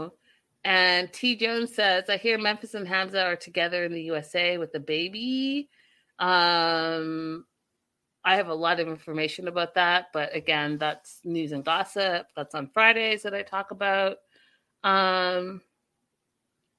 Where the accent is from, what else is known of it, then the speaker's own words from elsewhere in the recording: Canada; I am African. I'm from Canada. First generation African through and through